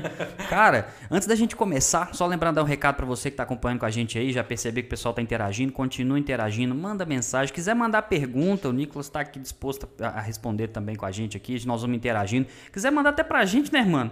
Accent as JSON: {"language": "Portuguese", "town": "Sete Lagoas", "region": "Minas Gerais", "country": "Brazil", "said": "nós somos aqui de Minas Gerais, mais especificamente Sete Lagoas"}